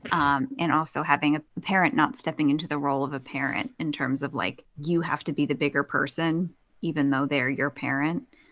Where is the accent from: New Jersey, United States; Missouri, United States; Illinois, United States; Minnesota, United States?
New Jersey, United States; moved away; my hometown in New Jersey.